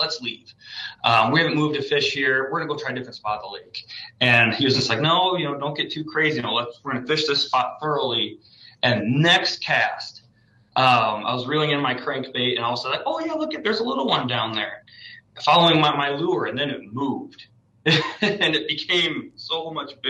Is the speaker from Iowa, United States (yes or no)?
yes; Iowa, United States; I'm from Iowa